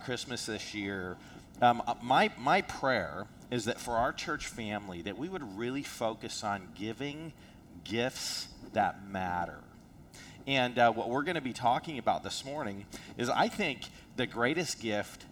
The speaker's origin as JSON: {"language": "English", "country": "South Africa", "tie": "born or raised there", "moved": "yes", "said": "I'm from South Africa."}